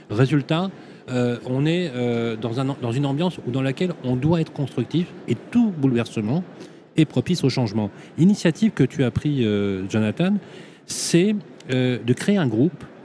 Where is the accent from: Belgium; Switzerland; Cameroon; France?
Belgium; also born or lived in Brussels; Oui, je suis belge.